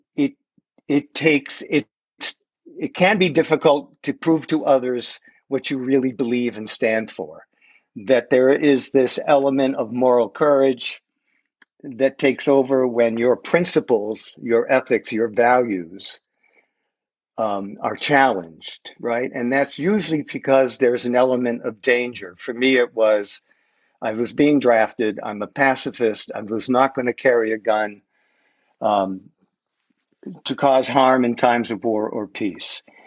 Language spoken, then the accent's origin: English; New England, United States; now in Trenton, United States; I'm originally from New England